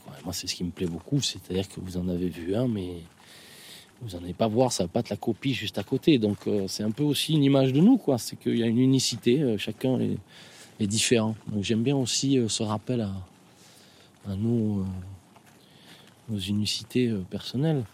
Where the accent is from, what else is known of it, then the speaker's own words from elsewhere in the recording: Biarritz, Nouvelle-Aquitaine, France; ici, évidemment, euh, c'est là où j'ai grandi, donc c'est à la fois euh, le Pays basque